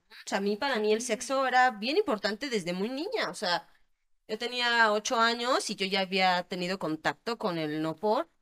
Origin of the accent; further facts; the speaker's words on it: Querétaro, Mexico; yo soy de aquí, de Querétaro